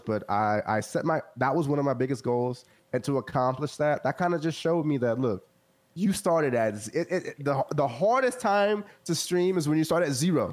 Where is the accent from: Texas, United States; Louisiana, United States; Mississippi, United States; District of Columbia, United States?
Texas, United States; Central; I grew up in the Central Texas area